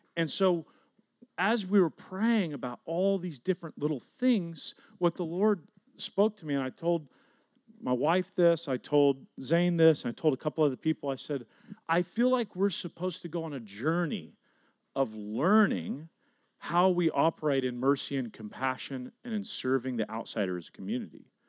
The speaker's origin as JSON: {"language": "English", "town": "Garland", "region": "Texas", "country": "United States", "tie": "born or raised there", "said": "the neighborhood that I grew up in. And so I was driving around South Garland"}